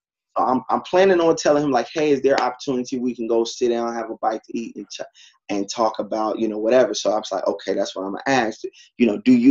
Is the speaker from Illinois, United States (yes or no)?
yes; Chicago, Illinois, United States; I'm from Chicago